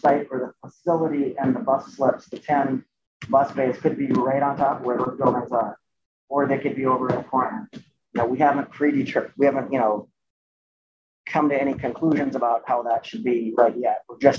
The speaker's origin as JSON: {"language": "English", "region": "Minnesota", "country": "United States", "said": "I'm from Minnesota."}